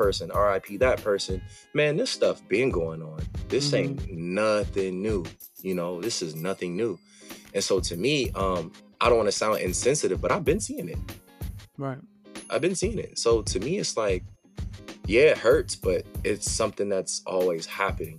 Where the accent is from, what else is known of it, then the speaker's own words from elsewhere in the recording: Los Angeles, California, United States; I'm from Los Angeles, California, specifically the Crenshaw District. That's what it is. I mean, I was born and raised in the city